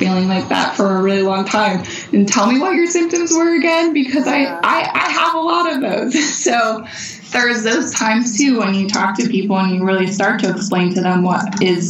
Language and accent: English; Pennsylvania, United States; we're from Pennsylvania. I grew up in the woods.